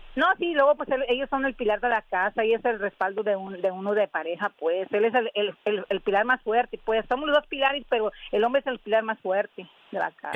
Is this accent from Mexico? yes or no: yes; Jalisco, Mexico; De Jalisco